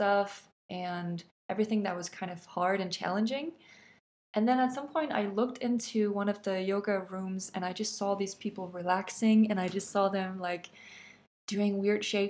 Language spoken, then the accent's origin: English; Denmark